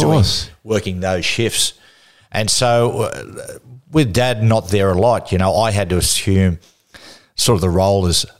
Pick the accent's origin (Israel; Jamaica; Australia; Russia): Australia; Cessnock, New South Wales; I grew up in Hunter Valley in Cessnock.